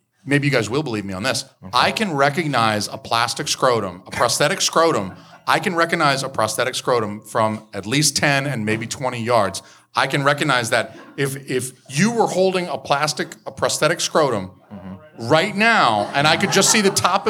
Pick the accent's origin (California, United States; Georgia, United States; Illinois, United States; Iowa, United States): Georgia, United States; Atlanta; moved away; I'm from Georgia. I'm from Atlanta